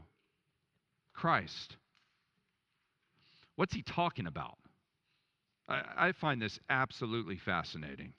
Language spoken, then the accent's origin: English; Dallas, Texas, United States; I grew up in Dallas where it was just so materialistic